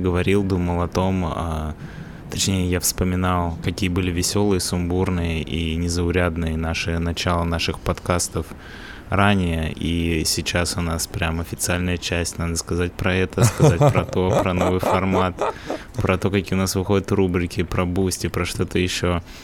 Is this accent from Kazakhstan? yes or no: no; Russia; now in England, United Kingdom; я из России